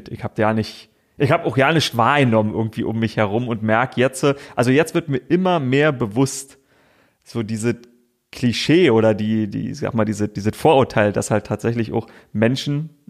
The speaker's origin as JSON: {"language": "German", "town": "Königs Wusterhausen", "region": "Brandenburg", "country": "Germany", "tie": "born or raised there", "also_born_or_lived": "Frankfurt (Oder) / Seelow", "said": "Ähm, ich bin zwar in Frankfurt oder geboren, wie du gesagt hast, aber ähm, also ich kann mich nicht wirklich an Frankfurt oder erinnern. Meine Mutter hat in Seelow gelebt, aber ich war ganz viel bei meinen Großeltern. Die äh, waren schon in Königs Wusterhausen."}